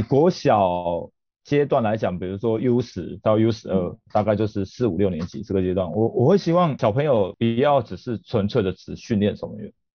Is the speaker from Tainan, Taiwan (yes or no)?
yes; Tainan, Taiwan; 我本身是在台南长大，所以是在家里那个地区，应该很多人知道家里那个地区就是一个足球小镇